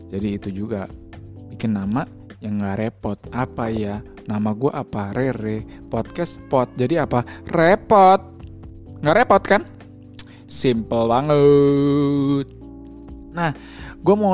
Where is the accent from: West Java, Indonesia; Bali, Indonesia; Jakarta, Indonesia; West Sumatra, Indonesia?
Jakarta, Indonesia; lahirnya juga di Jakarta kalau mau ke toilet juga di Jakarta makanya itu gue sebut sebagai anak Jakarta tepatnya gue itu be berada berkubuh di Jakarta Utara di mana tuh Kelapa Gading